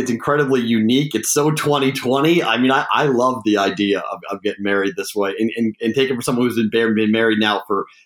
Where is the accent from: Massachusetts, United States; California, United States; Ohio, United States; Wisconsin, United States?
Massachusetts, United States; Boston; moved away as an adult; also born or lived in Amherst, Massachusetts / Huntsville; I was born and raised in Boston